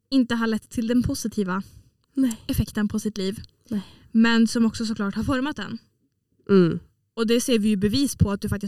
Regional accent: Åland, Finland; jag eh, har i alla fall förändrats till det bättre sedan jag flyttade från Åland. Vilket jag vet att det, den effekten har den på alla som flyttar från Åland.

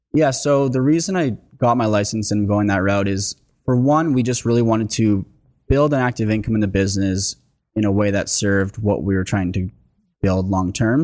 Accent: Lindsay, Ontario, Canada; moved away; I'm oh originally from Lindsay, so I know the area well

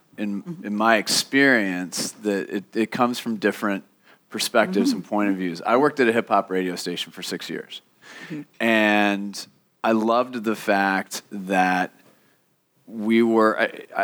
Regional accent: Minnesota, United States; moved away; I'm originally from Minnesota

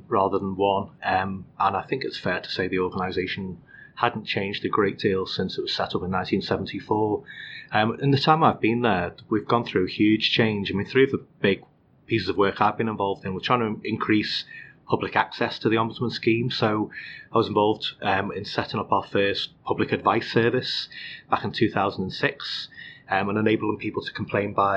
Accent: Liverpool, North West England, United Kingdom; moved away; I was born in Liverpool. I grew up in North Liverpool

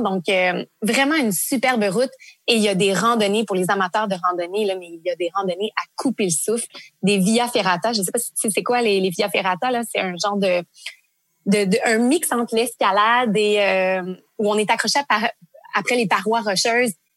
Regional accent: Quebec, Canada; en tant que Québécois

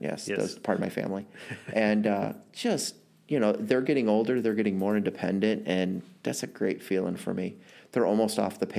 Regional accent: St. Louis, Missouri, United States; of course, I'm from St. Louis, so I went to high school at Oakville Senior High.

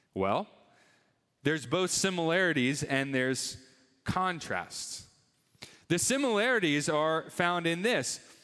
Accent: Northeast, United States; moved away as an adult; also born or lived in Atlanta area; now in Atlanta, United States; We, we grew up in the Northeast, my wife

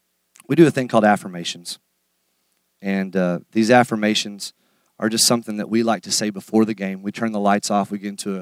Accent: United States; as American men

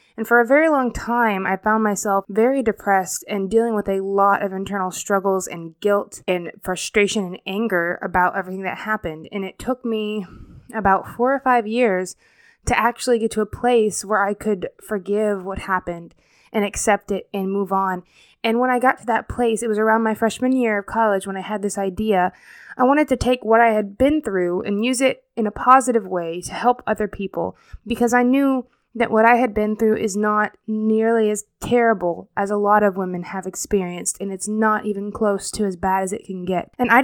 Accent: Fort Walton Beach, Florida, United States; I'm originally from Florida, the Destin, Florida area, specifically Fort Walton Beach. That's where I went to high school. It's basically kind of the area I grew up around the most.

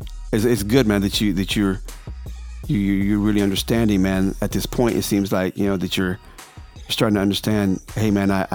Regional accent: Texas, United States; you know I'm from Texas

